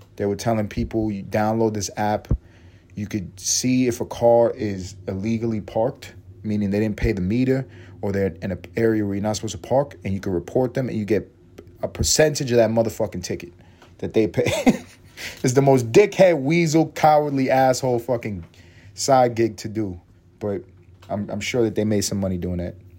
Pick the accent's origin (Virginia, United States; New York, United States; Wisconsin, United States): New York, United States; New York City; I grew up in East Harlem on 3rd Avenue